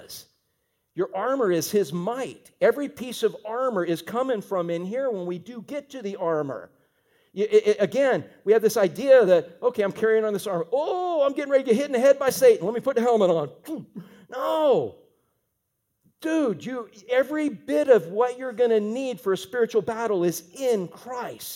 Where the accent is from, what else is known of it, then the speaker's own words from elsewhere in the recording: Fort Pierce, Florida, United States; I'm from the Fort